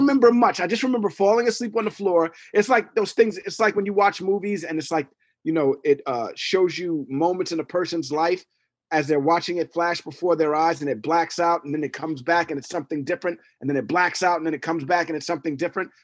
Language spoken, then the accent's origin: English; New York City, New York, United States; I'm from Hell's Kitchen